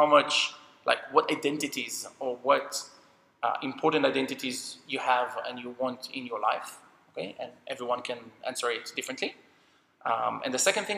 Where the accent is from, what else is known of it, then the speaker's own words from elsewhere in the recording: Jerusalem, Jerusalem District, Israel; I grew up in Jerusalem, but every 2 or 3 weeks, we went to visit my grandparents and my mom's family in the kibbutz.